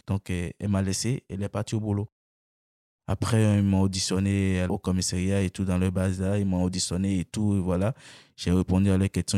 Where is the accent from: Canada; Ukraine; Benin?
Benin; moved away as an adult; now in France